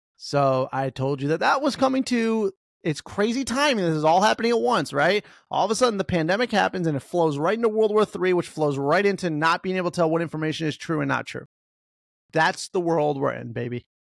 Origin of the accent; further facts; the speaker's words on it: United States; We're American